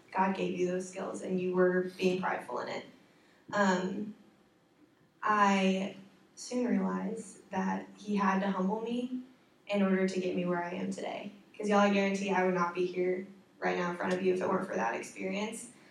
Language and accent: English; Evansville, Indiana, United States; moved away as an adult; now in Indianapolis, United States; I'm from Evansville, Indiana